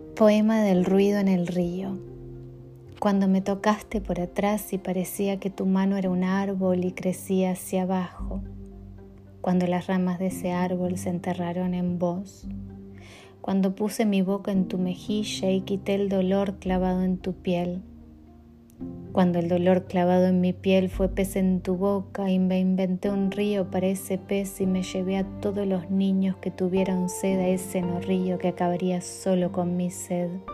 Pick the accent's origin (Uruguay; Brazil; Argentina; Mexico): Uruguay; now in Chicago, United States; soy una poeta uruguaya que vive en Chicago